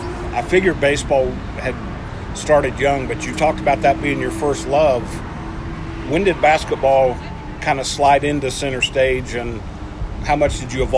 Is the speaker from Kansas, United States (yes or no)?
yes; Kansas, United States; I grew up in Kansas.